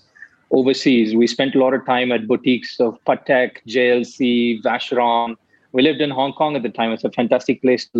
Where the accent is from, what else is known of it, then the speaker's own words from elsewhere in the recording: Chennai, Tamil Nadu, India; moved away; I grew up in Chennai when I was young